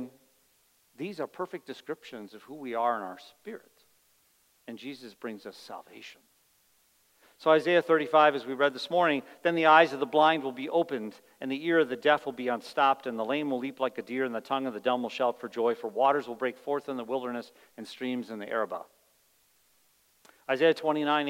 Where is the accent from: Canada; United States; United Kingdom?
United States; as an American